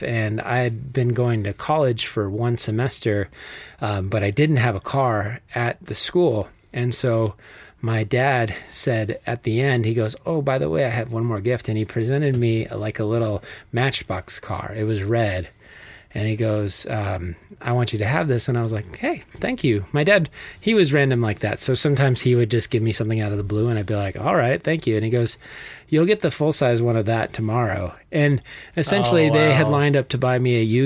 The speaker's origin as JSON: {"language": "English", "town": "Flagstaff", "region": "Arizona", "country": "United States", "tie": "born or raised there", "said": "Growing up in Flagstaff, at least during my high school"}